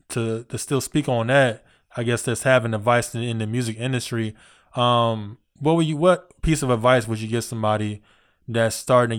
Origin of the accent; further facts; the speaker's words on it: Virginia, United States; I'm from Virginia